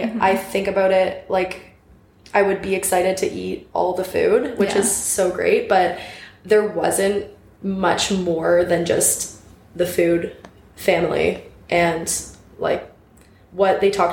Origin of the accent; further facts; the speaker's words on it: Brantford, Ontario, Canada; now in Guelph, Canada; I'm initially from Brantford